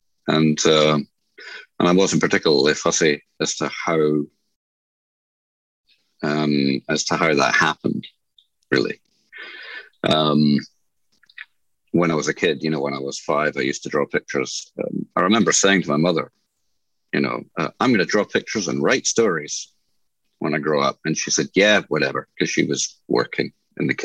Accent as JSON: {"language": "English", "town": "Newcastle", "region": "New South Wales", "country": "Australia", "tie": "born or raised there", "also_born_or_lived": "Scotland", "said": "My family moved from Scotland when I was 8 years old, so I'm essentially Australian educated"}